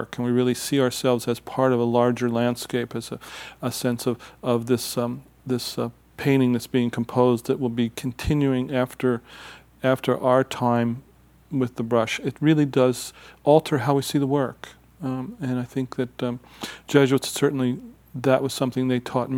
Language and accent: English; Philadelphia, Pennsylvania, United States; I was born in Philadelphia